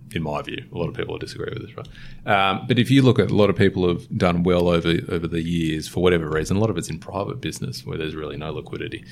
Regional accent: Sydney, New South Wales, Australia; I'm a Sydney born and bred, born in Manly, um, or grew up in Manly for a little bit

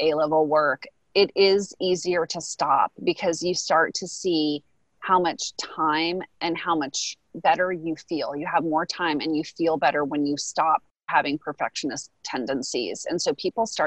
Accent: United States; as an American

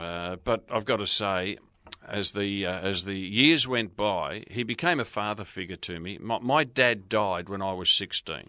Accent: Brunswick, Victoria, Australia; moved away; I grew up in Brunswick

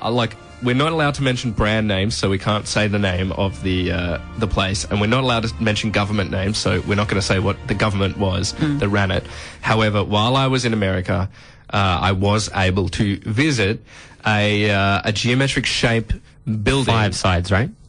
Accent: Adelaide, South Australia, Australia; So I did meet an Aussie who told me that my accent uh, sounded like a, a, British accent because I was from Adelaide.

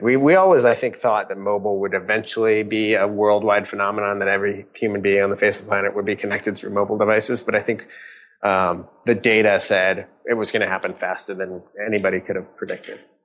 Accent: Redmond, Washington, United States; also born or lived in California / San Francisco; I grew up in Redmond, uh, Washington

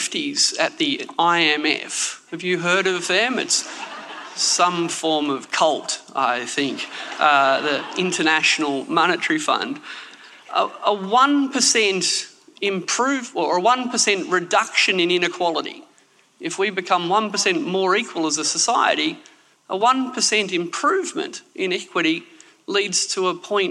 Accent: Canberra, Australian Capital Territory, Australia; also born or lived in Sydney; I'm from Canberra. We, citizens of Sydney, of which I was born

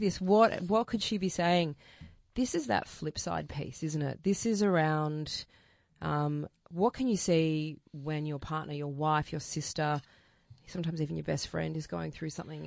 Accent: Melbourne, Victoria, Australia; I grew up out in Wantowner South.

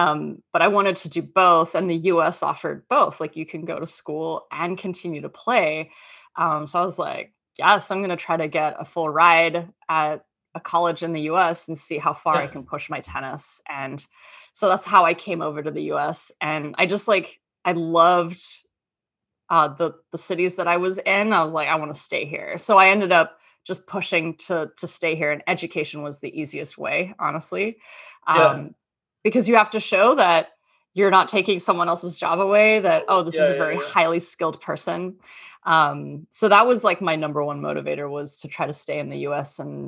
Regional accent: Townsville, Queensland, Australia; now in United States; So I'm actually Australian. I grew up in Townsville

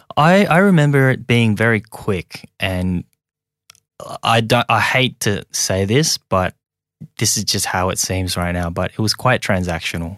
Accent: Sydney, New South Wales, Australia; English is a second language; also born or lived in Hong Kong / rural China; I'm just an immigrant that came here when I was very young, um, and ended up growing up in Australia.

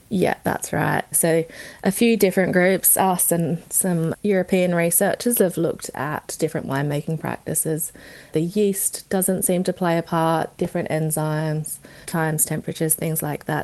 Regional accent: Barossa, South Australia, Australia; I grew up in the Barossa, born and bred

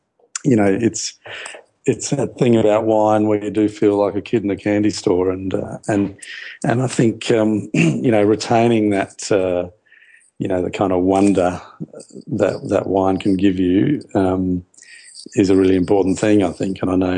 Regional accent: Adelaide, South Australia, Australia; born there; I was born in Adelaide.

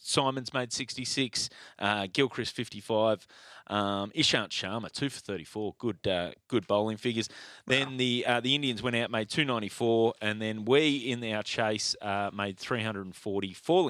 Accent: Australia; one of the greatest times to watch cricket as an Australian.

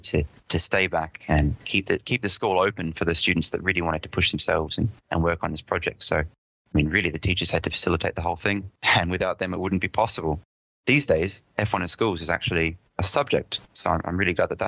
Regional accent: Adelaide, South Australia, Australia; accent: Pommy; moved away as an adult; also born or lived in London, United Kingdom; I grew up in Adelaide most of my life

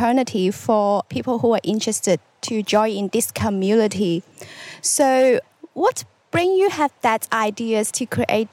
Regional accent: Hong Kong; I come from Hong Kong. I'm really a city person

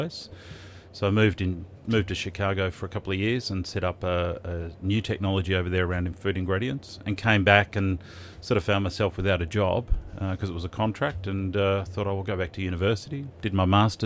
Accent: Melbourne, Victoria, Australia; I grew up in Melbourne, so always been in Melbourne

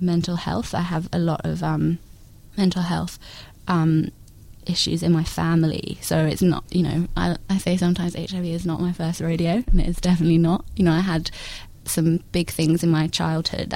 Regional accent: London, United Kingdom; moved away as an adult; now in Melbourne, Australia; I grew up in London until I was 21.

